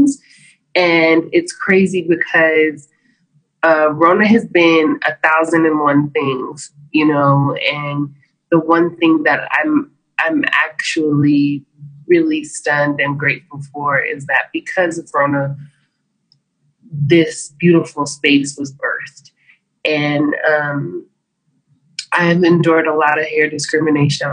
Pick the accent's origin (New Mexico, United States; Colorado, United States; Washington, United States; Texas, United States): New Mexico, United States; Albuquerque; I am from Albuquerque, New Mexico